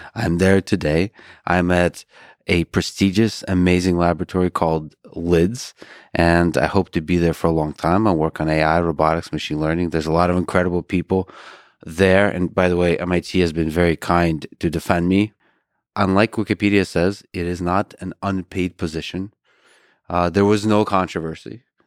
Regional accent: Buston, Tajikistan; also born or lived in Austin, United States / Boston, United States; now in United States; I was born in Tajikistan

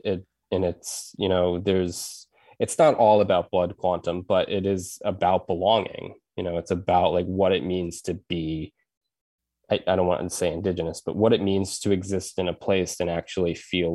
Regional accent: United States; because I grew up on the Res and I had friends whose parents had married in and they were not Native at all.

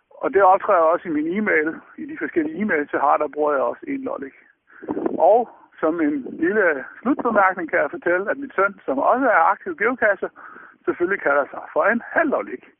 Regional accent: Lolland, Zealand, Denmark; Er man født på Lolland, jamen så er man en lollik. Og det, jeg er født på Lolland

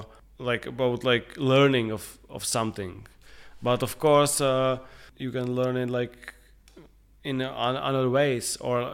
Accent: Prague, Czechia; like we are growing up in Prague, everybody knows each other.

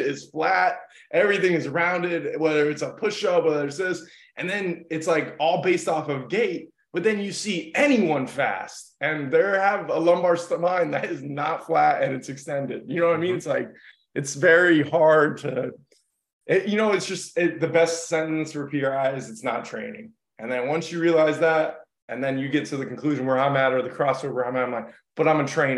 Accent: Miami, Florida, United States; moved away; also born or lived in New York City; I grew up in Miami and South Florida. I lived in New York City

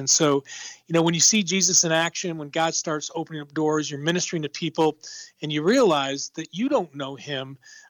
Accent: Western New York, United States; moved away as an adult; also born or lived in Tupelo, Mississippi; I lived in the South for 20 years, born and raised in Western New York, but lived 20 years in Tupelo, Mississippi.

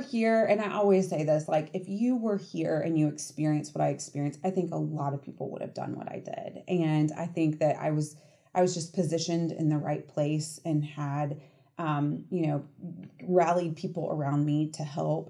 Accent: Marietta, Georgia, United States; also born or lived in Athens, Georgia; I grew up in Atlanta in Marietta

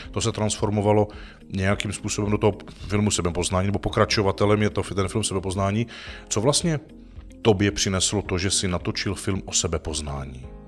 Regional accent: Czechia; jak jsme dis-, disponovaní jako Češi

